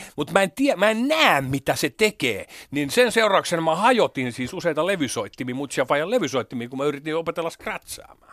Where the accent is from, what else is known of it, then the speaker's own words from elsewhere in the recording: Hämeenlinna, Kanta-Häme, Finland; kun mä vartuin Hämeenlinnassa